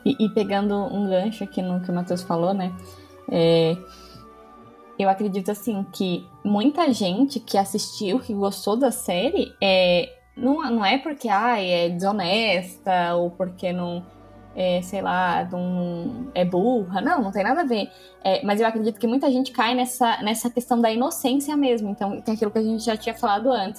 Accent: Brazil; eu sou brasileira

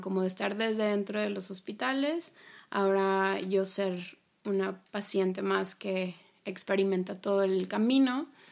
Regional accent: Monterrey, Nuevo León, Mexico; moved away; yo soy de Monterrey y regresé a vivir a, mi ciudad de origen.

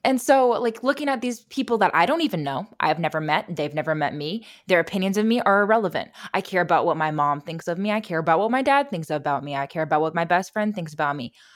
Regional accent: Indiana, United States; moved away; when I grew up in Indiana

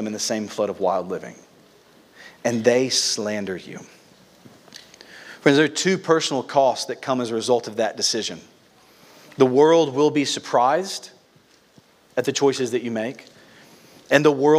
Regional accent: United States

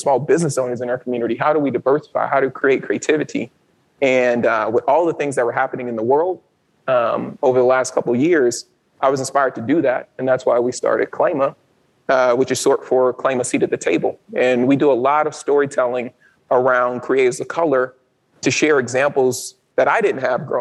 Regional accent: Baton Rouge, Louisiana, United States; moved away; I'm originally from Louisiana, from Baton Rouge, Louisiana

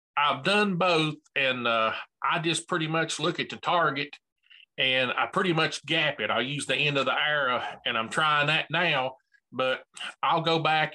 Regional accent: Bristol, Tennessee, United States; I'm from Bristol, Tennessee

